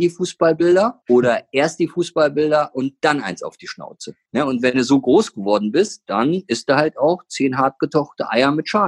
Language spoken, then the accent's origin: German; North Rhine-Westphalia, Germany; weißt ja, ich komme aus dem Ruhrgebiet, ne?